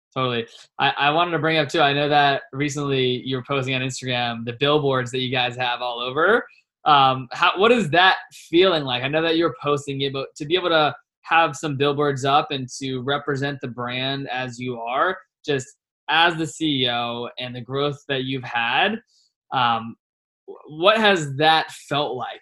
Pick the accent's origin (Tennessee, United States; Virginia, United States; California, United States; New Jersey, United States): Virginia, United States; also born or lived in Richmond, Virginia; now in Scottsdale, United States; I'm from Virginia